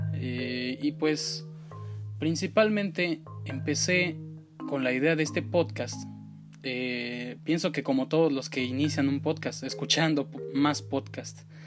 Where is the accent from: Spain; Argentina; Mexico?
Mexico; soy originario de México